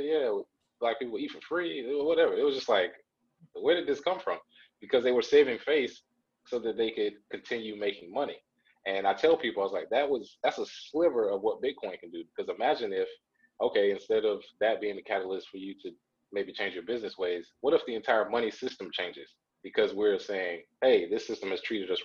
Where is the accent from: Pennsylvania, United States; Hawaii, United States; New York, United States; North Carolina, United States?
North Carolina, United States; Charlotte; neighborhoods where I grew up in Charlotte, North Carolina